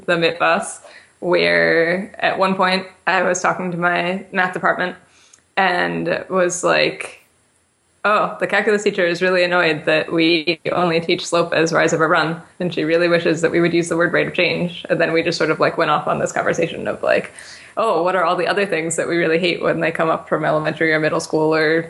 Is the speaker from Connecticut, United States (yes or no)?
yes; West Hartford, Connecticut, United States; I grew up in West Hartford